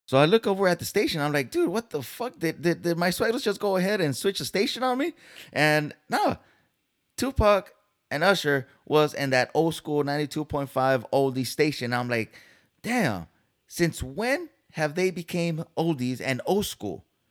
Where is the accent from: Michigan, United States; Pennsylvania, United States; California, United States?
California, United States; San Diego; moved away as an adult; now in Dallas, United States; I'm from Cali, San Diego, born and raised